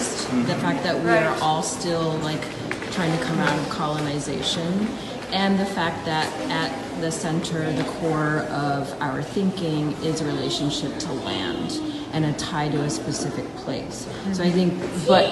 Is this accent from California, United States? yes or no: yes; California, United States; now in New York, United States; I'm from California